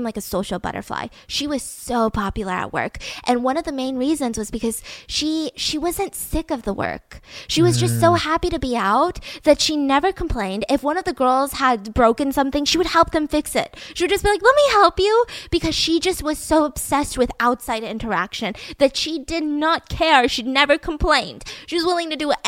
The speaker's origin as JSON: {"language": "English", "region": "Georgia", "country": "United States", "moved": "yes", "said": "I'm from Georgia"}